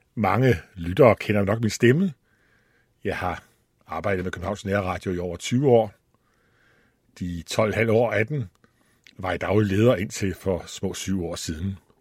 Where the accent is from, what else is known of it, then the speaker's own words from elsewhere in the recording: Allingåbro, Central Denmark Region, Denmark; moved away; also born or lived in Copenhagen; så stammer jeg fra Djursland, fra en by, der hedder Alingobro. Der var jeg vokset op